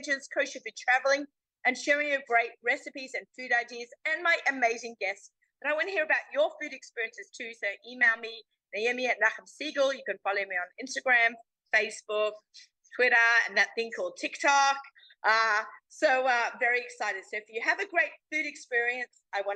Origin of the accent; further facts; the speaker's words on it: Sydney, New South Wales, Australia; moved away; I'm down under now in my hometown. This is, I think, our first really big show that I'm doing from Sydney, Australia